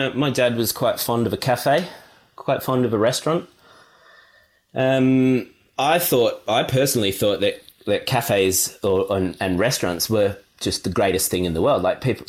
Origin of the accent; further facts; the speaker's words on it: Sydney, New South Wales, Australia; But yeah, I grew up in Sydney and spent just about every holiday down at Naruma, because that's where my mum had grown up and we had the family house down there.